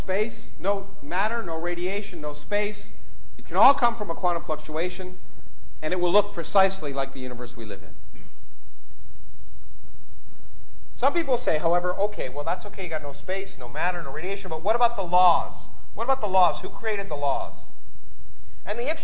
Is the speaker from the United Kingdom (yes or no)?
no; Canada; I grew up in Canada